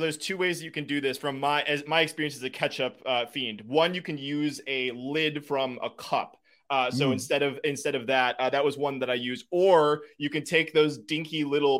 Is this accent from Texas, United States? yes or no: no; Wisconsin, United States; I am. Yeah. My parents live 10 minutes away from where we're at right now. My in-laws are 15 minutes away.